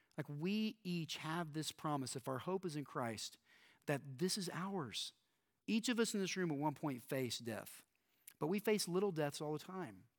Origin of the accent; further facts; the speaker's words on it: Texas, United States; I grew up in Texas, and we did a lot of talk about end times growing up here in Texas.